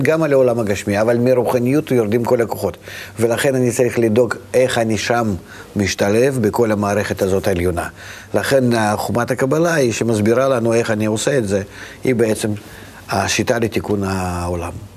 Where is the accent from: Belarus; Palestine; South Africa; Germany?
Belarus; Vitebsk, Vitebsk Region; moved away; אני נולדתי ברוסיה, ברוסיה לבנה אפילו, בעיר מאוד קטנה, שפעם הייתה עיר רק של יהודים. איזה עיר? העיר הקטנה, ויטפסק